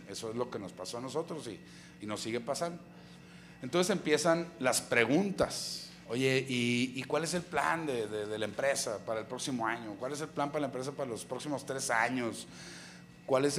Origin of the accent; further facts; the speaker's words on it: Monterrey, Nuevo León, Mexico; also born or lived in Apodaca, Nuevo León / San Pedro Garza García, Nuevo León; yo crecí allá en Apodaca luego nos venimos aquí a country, y toda mi adolescencia fue en country